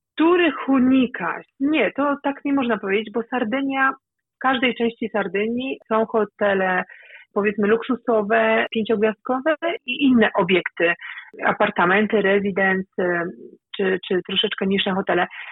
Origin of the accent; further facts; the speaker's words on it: Elbląg, Warmian-Masurian Voivodeship, Poland; moved away as an adult; now in Sardinia, Italy; w Elblągu na ulicy, tam gdzie, skąd pochodzę